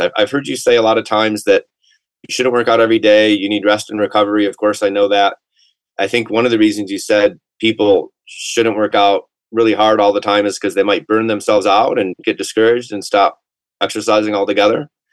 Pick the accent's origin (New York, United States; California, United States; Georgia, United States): Georgia, United States; Atlanta; I'm from Atlanta